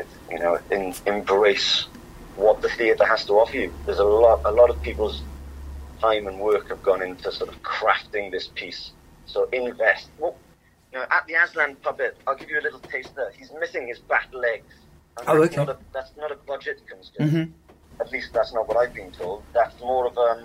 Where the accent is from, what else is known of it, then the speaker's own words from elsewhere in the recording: Swansea, Wales, United Kingdom; I'm from Swansea